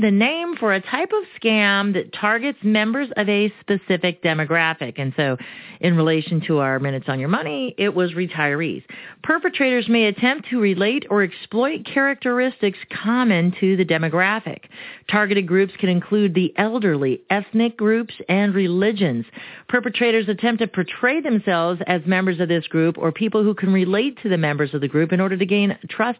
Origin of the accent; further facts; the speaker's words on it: Arizona, United States; first language Romanian; English is a second language; born and raised in Arizona, I speak Spanish because I spoke Romanian first